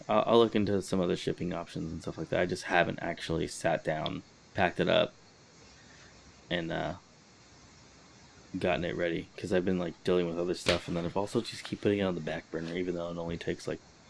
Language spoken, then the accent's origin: English; Los Angeles, California, United States; So I grew up in Highland Park, Eagle Rock area. They're like adjacent